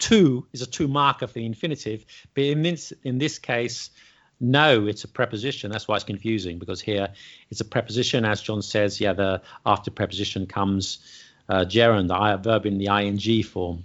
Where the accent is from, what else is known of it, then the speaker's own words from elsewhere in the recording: London, United Kingdom; I'm from London